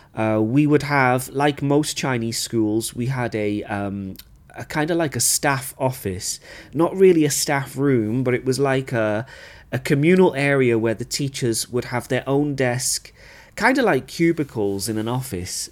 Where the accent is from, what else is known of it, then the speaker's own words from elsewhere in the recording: United Kingdom; moved away; as a British teacher